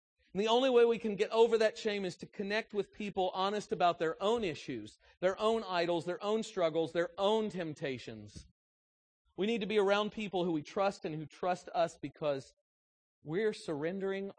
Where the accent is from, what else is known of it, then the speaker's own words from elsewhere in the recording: United States; I'm an American